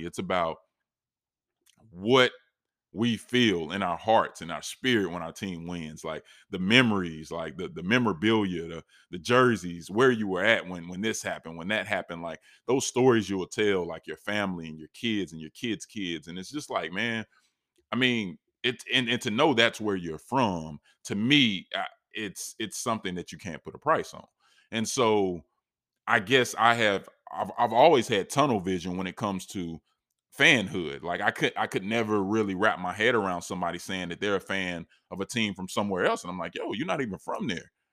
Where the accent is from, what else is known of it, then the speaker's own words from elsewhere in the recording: Charlotte, North Carolina, United States; It's representing where I'm from. I'm from Charlotte